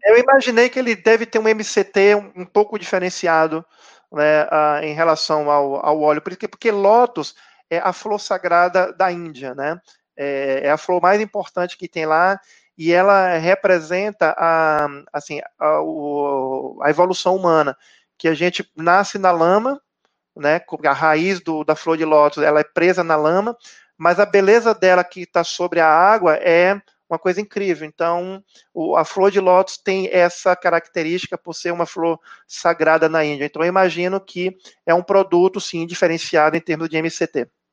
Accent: Bahia, Brazil; eu sou baiano

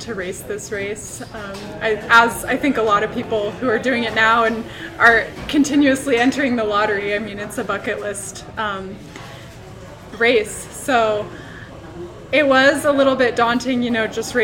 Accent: Ashland, Oregon, United States; also born or lived in Portland, Oregon; I grew up in Ashland, Oregon

